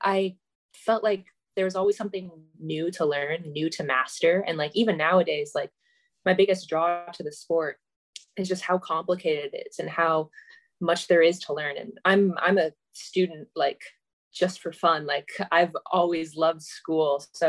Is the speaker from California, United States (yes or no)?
yes; California, United States; born there; But I was born in California, but I'm a military kid, so I've grown up all around